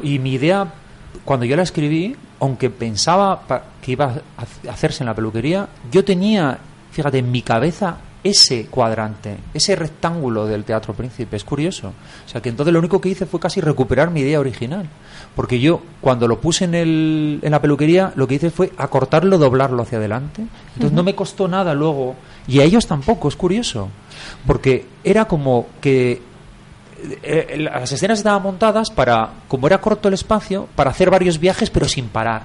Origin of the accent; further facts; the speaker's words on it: Asturias, Spain; now in Madrid, Spain; yo soy asturiano